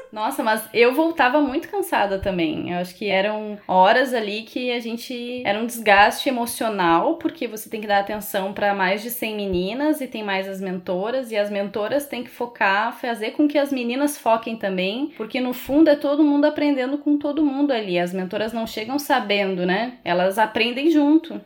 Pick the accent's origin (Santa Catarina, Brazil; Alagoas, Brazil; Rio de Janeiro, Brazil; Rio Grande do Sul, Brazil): Rio Grande do Sul, Brazil; moved away as an adult; also born or lived in Porto Alegre; now in Florianópolis, Brazil; Eu sou do Rio Grande do Sul. Eu morei muitos anos em Porto Alegre e vim para Florianópolis